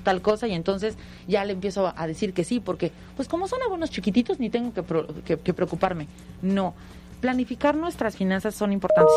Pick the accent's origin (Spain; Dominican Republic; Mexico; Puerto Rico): Mexico